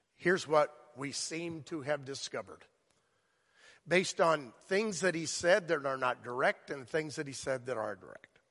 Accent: South Florida, United States; moved away; I grew up there.

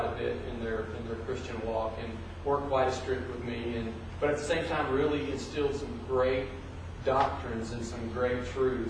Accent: Madisonville, Kentucky, United States; moved away as an adult; also born or lived in Bowling Green, Kentucky / Dallas, Texas; now in Evansville, United States; I'm from Madisonville, Kentucky. That's where I was born and raised

